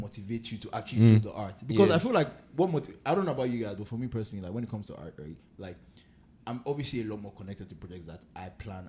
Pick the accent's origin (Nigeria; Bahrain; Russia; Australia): Nigeria; I'm a son of the soil, I'm Nigerian, like, this is my land, this is my fatherland.